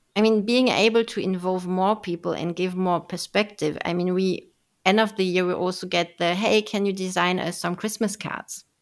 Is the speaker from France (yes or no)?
yes; France; I was raised and born in France, so not, not German